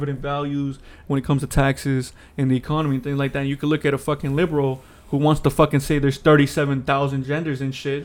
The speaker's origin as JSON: {"language": "English", "town": "Atlanta", "region": "Georgia", "country": "United States", "tie": "born or raised there", "said": "growing up in Atlanta my whole life"}